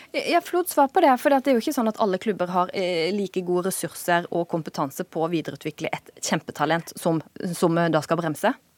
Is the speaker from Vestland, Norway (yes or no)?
no; Volda, Møre og Romsdal, Norway; jeg vokste opp i Volda